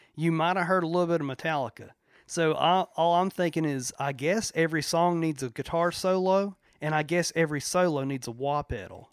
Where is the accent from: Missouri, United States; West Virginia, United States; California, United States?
West Virginia, United States; Chapmanville; we were raised in Logan County, West Virginia, particularly Chapmanville.